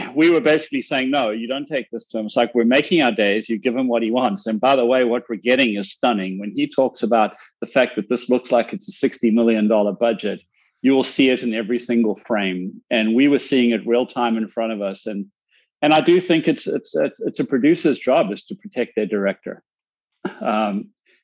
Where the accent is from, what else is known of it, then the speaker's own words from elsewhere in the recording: South Africa; now in United States; I'm a South African immigrant in the US